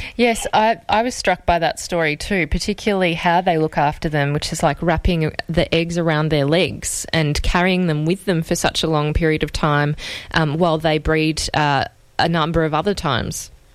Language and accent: English; Australia; as an Australian